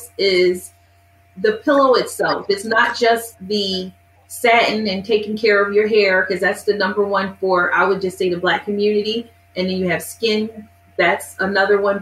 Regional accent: Philadelphia, Pennsylvania, United States; now in Arizona, United States; I'm from Philadelphia and I moved to Arizona

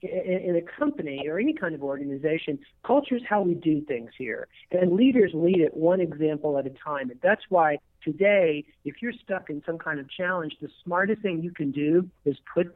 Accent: eastern New Mexico, United States; moved away as an adult; also born or lived in Lubbock, Texas / Dallas, Texas; now in Las Vegas, United States; I was born in Lubbock, Texas. I was raised in eastern New Mexico

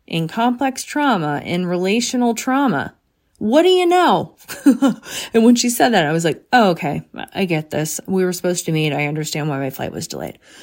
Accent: Bryn Mawr, Pennsylvania, United States; I grew up in Bremar. I literally, Bremar College was essentially my backyard.

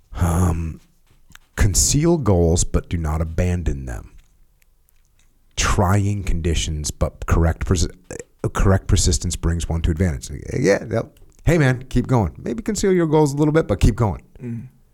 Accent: United States; because I'm American, I'm a normal American

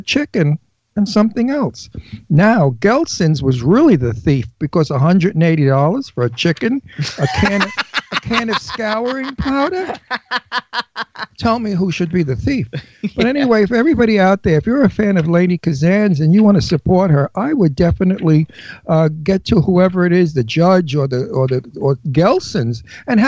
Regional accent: New York City, New York, United States; you could tell I'm from Brooklyn

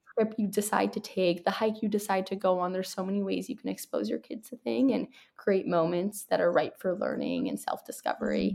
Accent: New York City, New York, United States; moved away as an adult; now in San Francisco, United States; I grew up in New York City and my mom's from Canada

